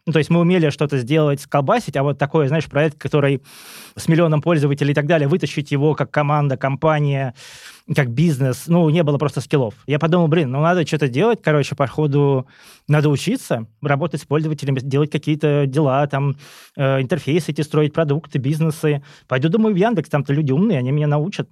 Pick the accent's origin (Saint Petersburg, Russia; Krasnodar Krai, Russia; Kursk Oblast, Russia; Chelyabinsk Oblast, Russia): Kursk Oblast, Russia; Kursk; moved away; also born or lived in Moscow; я сам из Курска